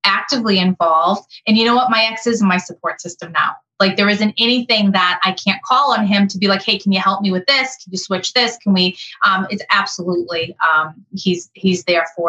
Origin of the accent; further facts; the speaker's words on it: Massachusetts, United States; now in Connecticut, United States; I currently live in Connecticut. I'm not from Connecticut. I'm from Massachusetts